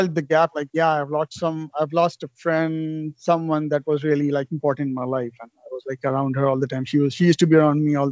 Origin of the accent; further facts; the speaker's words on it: Pakistan; moved away as an adult; now in Canada; I'm from Pakistan, and my wife sitting beside me also, she was born in Pakistan. And we schooled together in Pakistan until grade 8